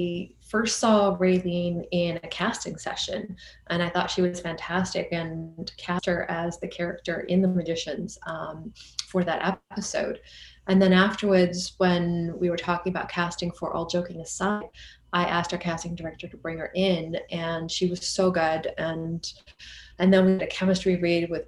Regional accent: Geneva, Switzerland; moved away as an adult; also born or lived in Vancouver, Canada; I grew up in Geneva, Switzerland

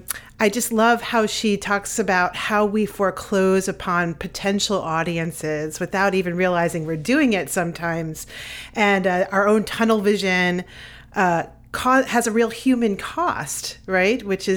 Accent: New York City, New York, United States; I grew up in New York City, so in Queens

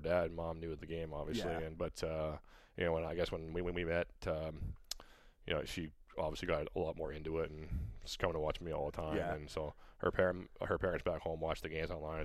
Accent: Cambridge, Ontario, Canada; moved away as an adult; also born or lived in California; now in Fort Wayne, United States; I'm originally from Cambridge, Ontario

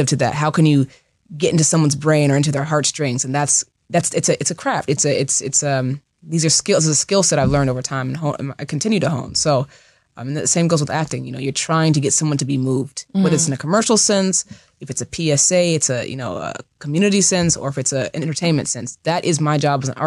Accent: Seattle, Washington, United States; now in Los Angeles, United States; I'm from the West Coast. I'm from Seattle.

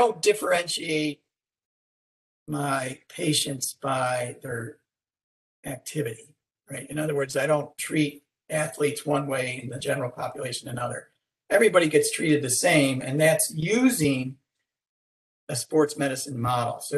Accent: Rochester, New York, United States; moved away as an adult; now in Houston, United States; I came to Houston from Rochester, New York, where I grew up

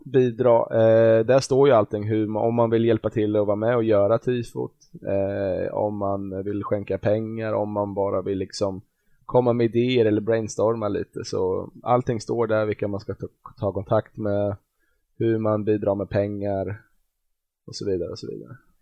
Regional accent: Glanshammar, Örebro County, Sweden; jag har väl spelat lite fotboll när jag var ung i Glanshammar utanför

